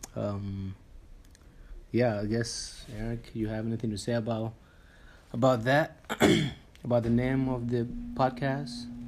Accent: Tanzania; we both grew up in Tanzania.

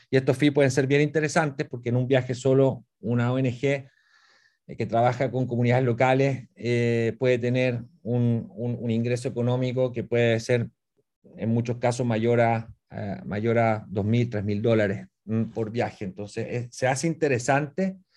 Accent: Puerto Varas, Los Lagos, Chile; y nosotros que somos acá de Puerto Vara.

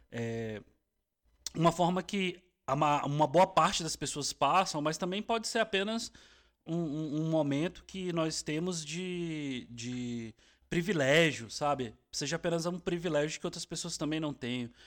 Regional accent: Brasília, Federal District, Brazil; A gente, a gente tá da nossa referência, somos de Brasília e tal.

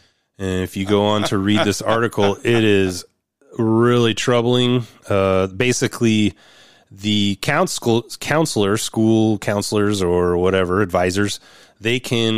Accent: Oregon, United States; My home state, Oregon.

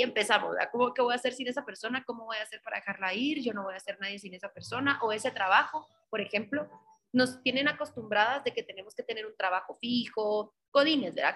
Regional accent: Guatemala; como mujeres guatemaltecas, mujeres latinas

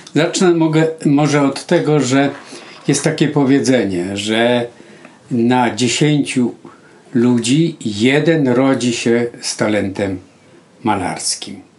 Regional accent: Dzierżoniów, Lower Silesian Voivodeship, Poland; w szkole średniej y, też pamiętam w liceum w Dzierżoniowie

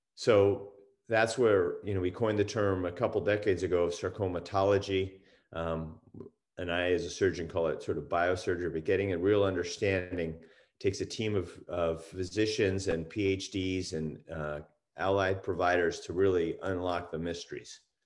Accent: East Coast, United States; moved away as an adult; also born or lived in Washington / Utah; now in California, United States; I grew up on the East Coast

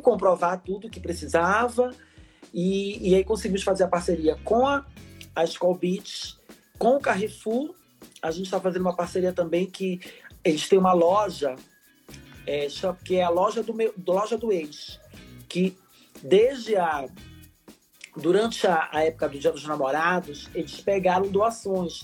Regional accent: Belém, Pará, Brazil; moved away as an adult; also born or lived in Brasília / São Paulo / Salvador; eu saí lá de Belém do Pará. Eu sou paraense, eu sou nortista, filha da Amazônia, como eu gosto de dizer. É, nasci numa família extremamente conservadora, religiosa, porque sabe que lá em Belém

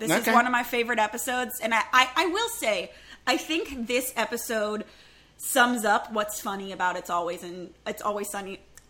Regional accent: Massachusetts, United States; moved away; also born or lived in Southern California; I grew up in Massachusetts. It was not a pageanty place. And when I moved to Southern California

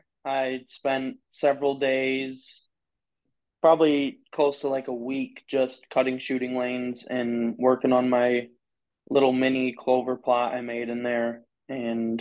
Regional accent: Michigan, United States; I'm from Michigan.

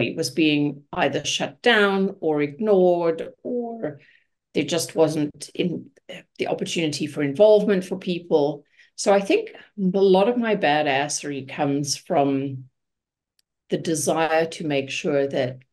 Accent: Johannesburg, Gauteng, South Africa; moved away as an adult; also born or lived in Munich, Germany / Vancouver, Canada; now in Hamilton, Canada; So I was born in South Africa. I was born in Johannesburg. I lived in Johannesburg, finished my schooling there.

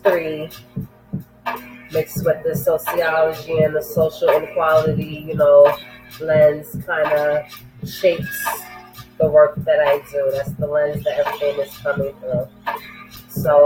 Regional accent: New York City, New York, United States; moved away; also born or lived in Harlem, New York; out in the Bronx, New York, where I was raised, born in Harlem in New York

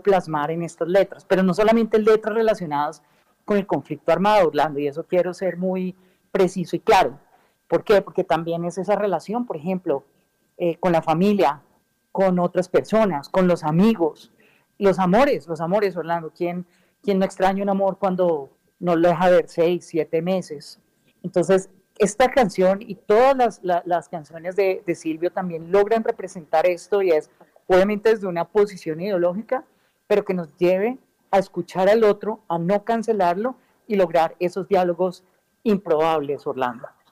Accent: Colombia; nosotros, hablando pues como ciudadanos colombianos de este bonito país

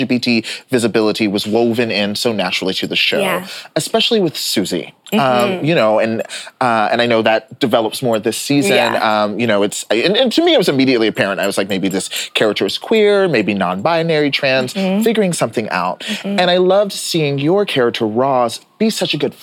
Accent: Lewisville, Texas, United States; I grew up in Texas

